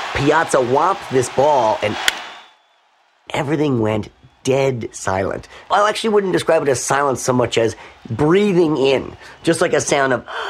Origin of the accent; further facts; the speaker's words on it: New York, United States; I'm from New York, born and raised here.